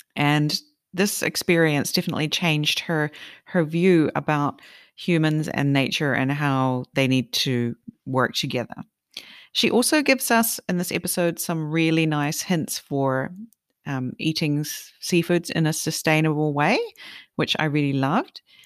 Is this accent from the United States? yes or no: no; New Zealand; I'm from New Zealand